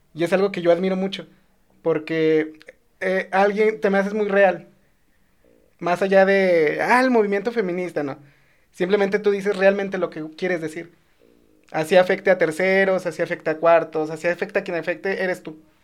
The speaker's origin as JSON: {"language": "Spanish", "town": "León", "region": "Guanajuato", "country": "Mexico", "said": "yo soy de León"}